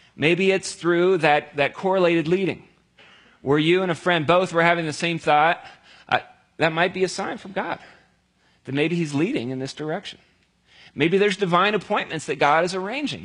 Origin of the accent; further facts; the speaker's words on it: near Cincinnati, Ohio, United States; I grew up down near Cincinnati